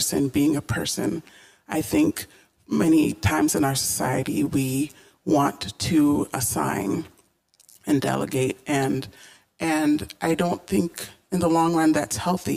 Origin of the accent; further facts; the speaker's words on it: Columbia, Maryland, United States; I enjoyed growing up in Columbia, Maryland